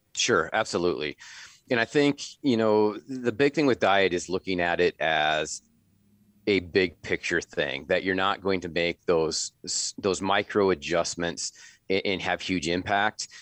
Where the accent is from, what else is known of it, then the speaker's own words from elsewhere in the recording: Northwest Iowa, United States; also born or lived in Minnesota; now in Sioux Falls, United States; I grew up in Northwest Iowa, in the prairie pothole region of Northwest Iowa